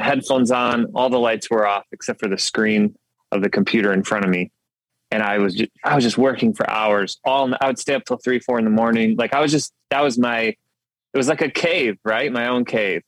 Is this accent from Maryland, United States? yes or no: no; Detroit side of Michigan, United States; moved away as an adult; also born or lived in Grand Rapids, Michigan; now in Nashville, United States; I grew up actually on the Detroit side of Michigan